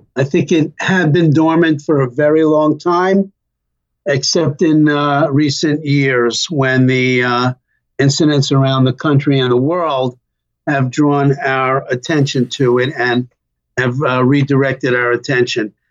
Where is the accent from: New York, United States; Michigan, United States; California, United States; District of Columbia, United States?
New York, United States; New York City; accent: New York; I was uh, uh, born and raised in Brooklyn